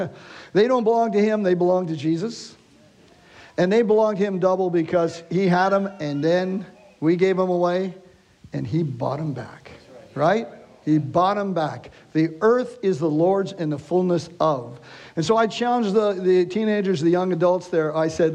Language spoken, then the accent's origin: English; Canada; we're from Canada, so to get into to your country, we have to have a passport to get here.